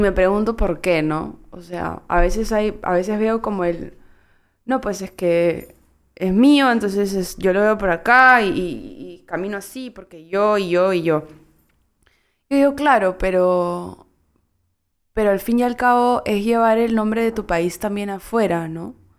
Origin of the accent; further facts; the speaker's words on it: Peru; es que peruana sí